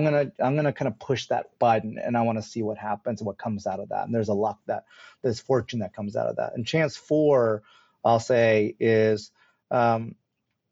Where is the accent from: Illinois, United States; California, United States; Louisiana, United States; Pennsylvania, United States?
Illinois, United States; Chicago; Indian, I was born in Chicago.